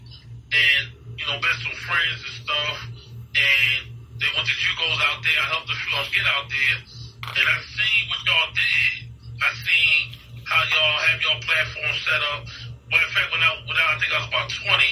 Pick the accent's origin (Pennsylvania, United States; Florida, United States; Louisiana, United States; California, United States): Pennsylvania, United States; Philadelphia; I'm from North Philadelphia, where there's a lot of ball players